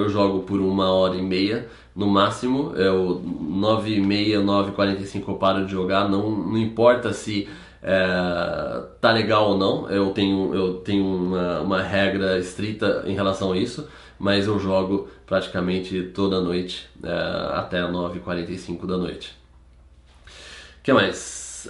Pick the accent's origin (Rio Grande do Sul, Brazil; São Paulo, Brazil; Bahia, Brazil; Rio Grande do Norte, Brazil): São Paulo, Brazil; Campinas; A gente morava no centro de Campinas